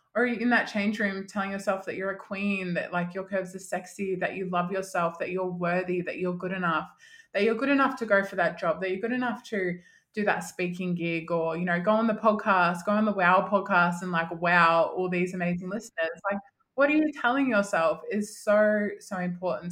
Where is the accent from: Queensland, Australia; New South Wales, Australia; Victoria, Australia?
Victoria, Australia; Mildura; now in Melbourne, Australia; my hometown. So I'm from a country town called Mildura